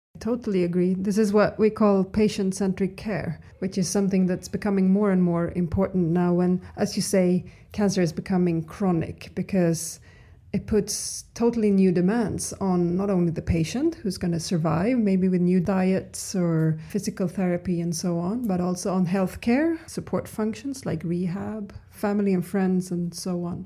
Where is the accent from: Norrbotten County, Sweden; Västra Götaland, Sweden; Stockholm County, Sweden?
Stockholm County, Sweden; Stockholm; I'm from Stockholm.